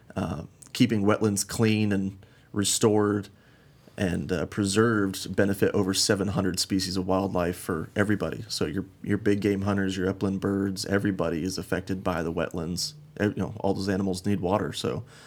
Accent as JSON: {"language": "English", "town": "Glenwood Springs", "region": "Colorado", "country": "United States", "tie": "born or raised there", "also_born_or_lived": "Arizona", "moved": "as an adult", "lives_now": "Phoenix, United States", "said": "I'm originally from Uh, Glenwood Springs, Colorado, kind of small mountain town up in the western part of the state. Um, grew up big game hunting"}